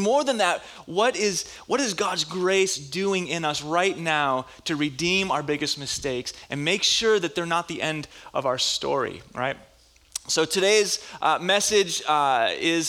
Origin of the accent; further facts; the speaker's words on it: Minnesota, United States; moved away; I was in Bible school back where I grew up in Minnesota